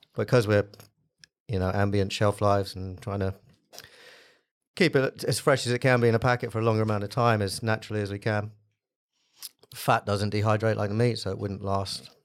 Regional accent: United States; moved away; I grew up in the States

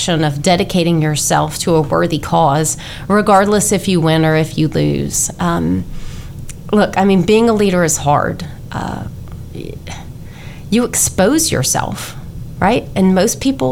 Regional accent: Louisiana, United States; moved away as an adult; also born or lived in Georgia / Texas; Hurricane Katrina devastated my home state of Louisiana. So following graduation, I moved home

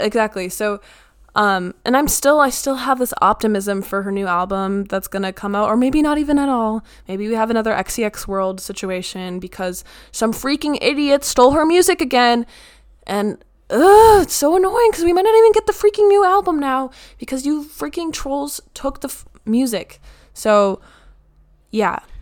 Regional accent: United States; I'm an American.

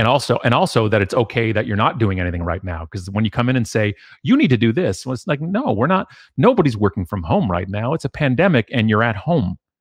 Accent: Canada; being Canadian

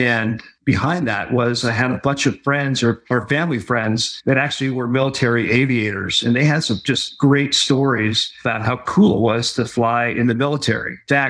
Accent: Hawaii, United States; I grew up in Hawaii.

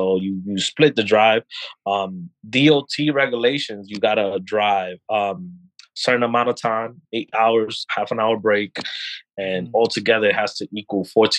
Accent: New York, United States; But you know, like I'm a New Yorker, so I'm like, I'm done with the 1 hour, 2 hour commute.

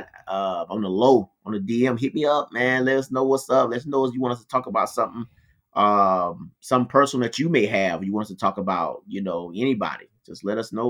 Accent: Philadelphia, Pennsylvania, United States; Yeah. Oh, I remember that 17th part. Street. I ain't, yeah, I'm from

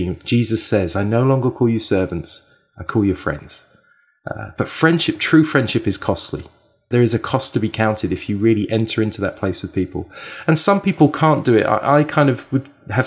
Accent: England, United Kingdom; moved away as an adult; also born or lived in Canada; now in Vancouver, Canada; I was born and raised in England. I moved to Canada 8 years ago

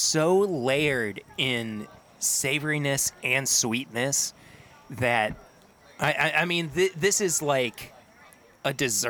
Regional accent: Lexington, Kentucky, United States; born or raised there

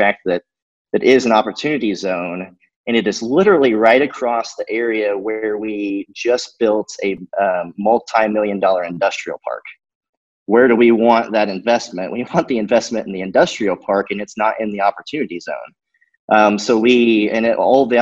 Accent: Rushville, Indiana, United States; Rushville, Indiana, which is my hometown.

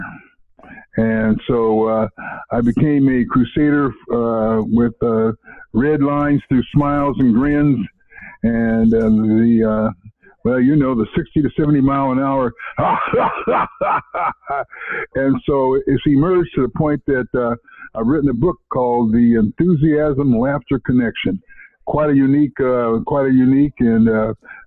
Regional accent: San Diego, California, United States; I was born and raised in San Diego

